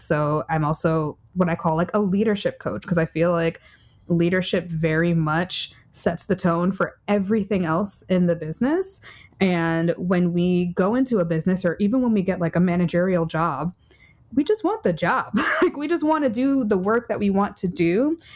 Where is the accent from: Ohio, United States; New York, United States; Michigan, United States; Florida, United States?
New York, United States; New York City; I'm a New Yorker